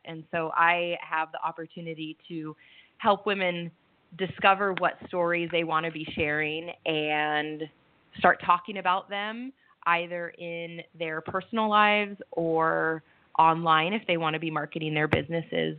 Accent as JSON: {"language": "English", "region": "Southern California", "country": "United States", "also_born_or_lived": "Seattle, Washington / Cayman Islands", "moved": "as an adult", "lives_now": "Italy", "said": "I'm from Southern California. I moved up the West Coast to Northern California, and then I was in Seattle for 12 years"}